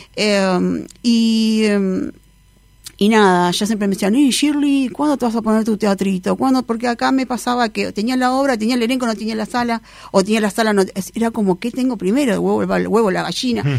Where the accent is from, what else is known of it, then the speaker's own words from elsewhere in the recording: Uruguay; por ser uruguaya